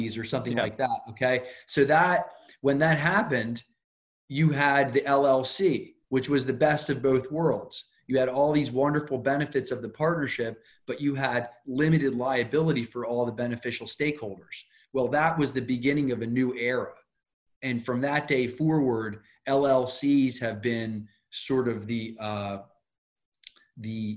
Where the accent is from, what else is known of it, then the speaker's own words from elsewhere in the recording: Wilmington, Delaware, United States; I'm from Wilmington, Delaware